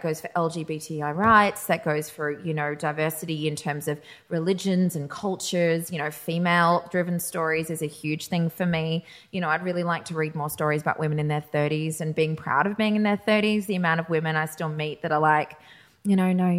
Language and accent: English; Australia; I was born in Australia.